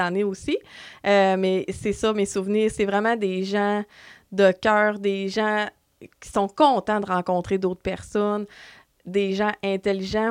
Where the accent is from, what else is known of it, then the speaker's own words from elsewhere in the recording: Dolbeau-Mistassini, Quebec, Canada; je viens de Dolbeau et euh, depuis toujours, j'ai resté à Dolbeau